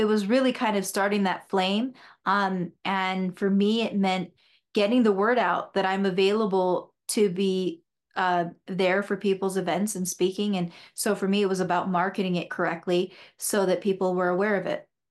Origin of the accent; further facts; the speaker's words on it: Sierra Vista, Arizona, United States; I was born in Sierra Vista Hospital, and I grew up there, had a brother and a sister, and many friends